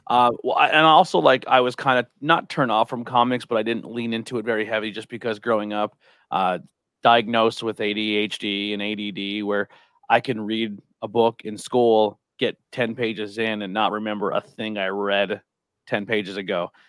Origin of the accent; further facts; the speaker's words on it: Shenandoah, Pennsylvania, United States; also born or lived in Mahanoy City; I grew up in Monte City and Shenandoah